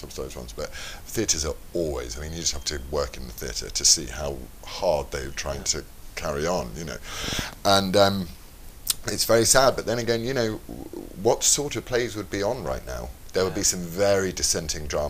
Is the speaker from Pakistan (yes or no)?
no; Leeds, Yorkshire and the Humber, United Kingdom; now in London, United Kingdom; I was born in Leeds, and then I lived in London for a bit, and then when I got married, I lived in the countryside